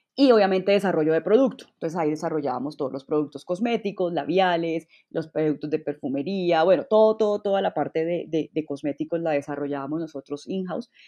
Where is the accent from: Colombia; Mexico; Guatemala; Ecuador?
Colombia; moved away as an adult; me devolví a Colombia, o sea, efectivamente me devolví a Colombia